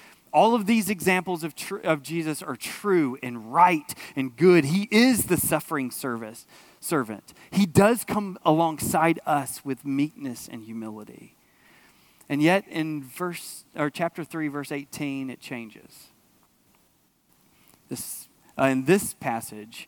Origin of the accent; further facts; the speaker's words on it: outside of Atlanta, Georgia, United States; growing up outside of Atlanta